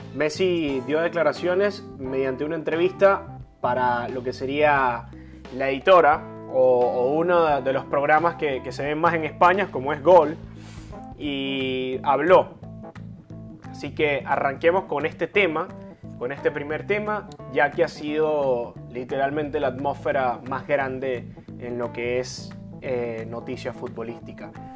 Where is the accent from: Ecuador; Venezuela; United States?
Venezuela; moved away as an adult; yo soy venezolano y yo salí de mi país sabiendo que amo mucho a mi país, yo nací ahí